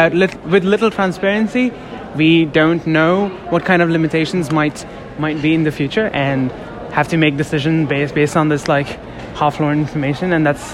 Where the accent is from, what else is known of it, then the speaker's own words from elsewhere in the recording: New Delhi, Delhi, India; moved away as an adult; I'm a junior. I'm from New Delhi, India